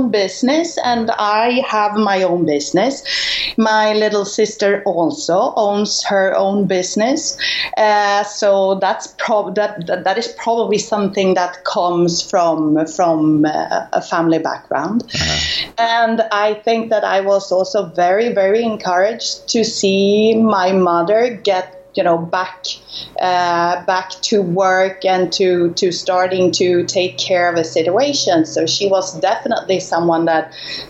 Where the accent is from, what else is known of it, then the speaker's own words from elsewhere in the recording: Stockholm, Stockholm County, Sweden; moved away as an adult; now in Spain; I was born in Stockholm, Sweden, to start with, in the year 77. So I just turned 40. And when I grow up, my dad, he had his own company